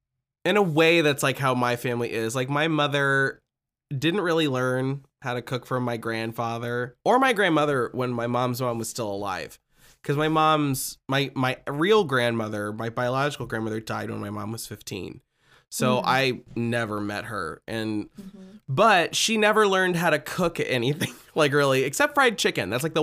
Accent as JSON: {"language": "English", "region": "Midwest", "country": "United States", "said": "We're from the Midwest, you know."}